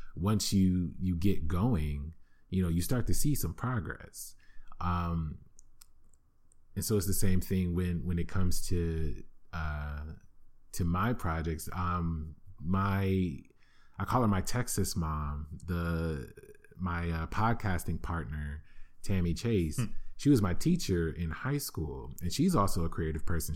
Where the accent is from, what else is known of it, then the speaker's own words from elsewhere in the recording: Flint, Michigan, United States; growing up in Flint, Michigan, yes, that Flint, Michigan